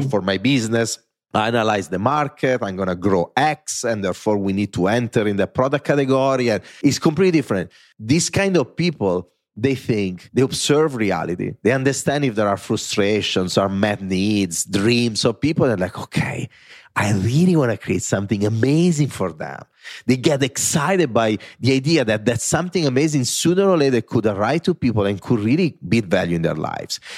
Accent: Italy; accent: Italian; English is a second language; moved away as an adult; now in New York City, United States; I am an Italian that grew up in Italy with parents that never took a plane

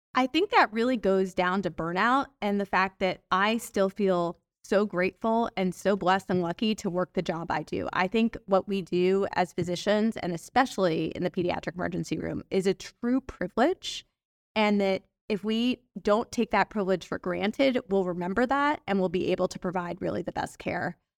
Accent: Atlanta, Georgia, United States; I'm from Atlanta

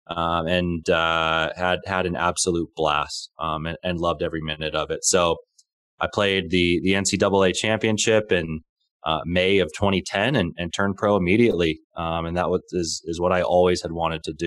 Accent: Southern California, United States; I was born and raised in Southern California

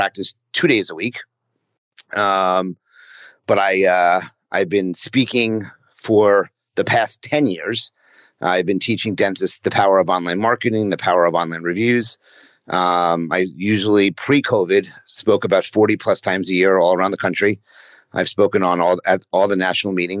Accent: New City, New York, United States; moved away as an adult; now in Philadelphia, United States; I was raised in Rockland County, a town called New City

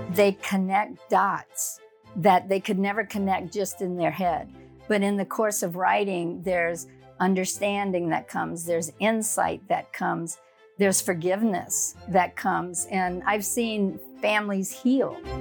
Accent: South Louisiana, United States; moved away; I grew up in a little town in, down in the Bayou Country in South Louisiana.

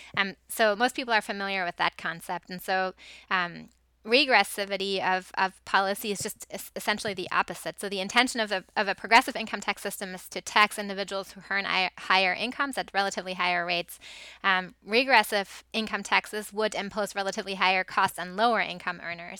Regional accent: Germany; moved away; I grew up in Germany

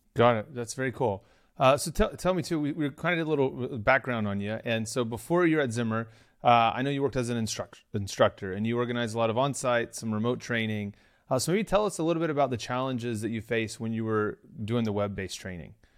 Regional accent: Oklahoma, United States; moved away; I'm originally from Oklahoma

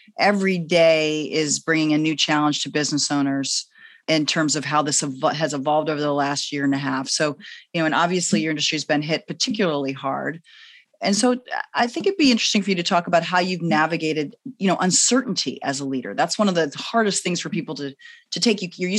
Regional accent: New York, United States; now in Los Angeles, United States; I know I've moved to LA, but I'm still a New Yorker, and New Yorkers believe you can get through all thick and thin.

